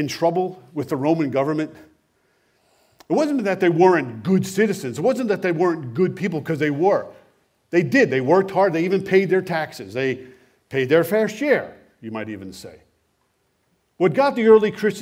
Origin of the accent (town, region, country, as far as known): United States; born or raised there; moved away; also born or lived in Canada